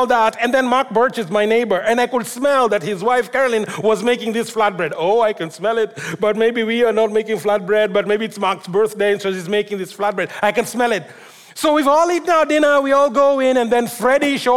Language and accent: English; Kenya; moved away; when I grew up in Africa, in Kenya